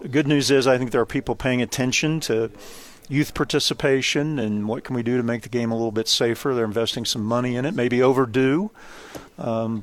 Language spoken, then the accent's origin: English; Kansas, United States; I grew up in the state of Kansas